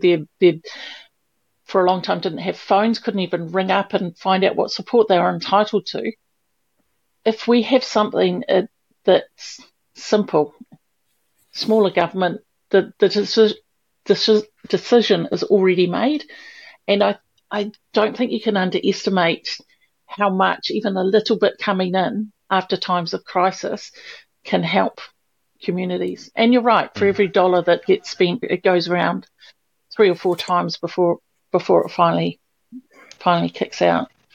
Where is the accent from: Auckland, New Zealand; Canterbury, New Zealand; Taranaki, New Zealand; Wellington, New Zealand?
Wellington, New Zealand; moved away as an adult; I grew up in Wellington in the city with buses every seven minutes out, out the door.